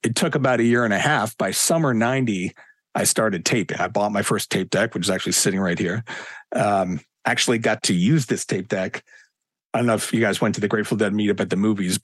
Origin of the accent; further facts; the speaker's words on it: Philadelphia, Pennsylvania, United States; moved away as an adult; also born or lived in New York City; I grew up in Philly